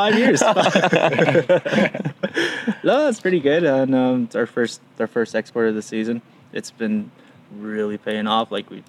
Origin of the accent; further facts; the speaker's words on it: Siksika Nation, Alberta, Canada; also born or lived in Strathmore, Alberta; I'm from Siksikat Nation. It's just 60 kilometers to the east of Calgary, just on the number one highway. I've been born and raised there. I was born in the town of Strathmore, Strathmore Hospital there, and then, yeah, pretty much raised all throughout the Siksikat Nation.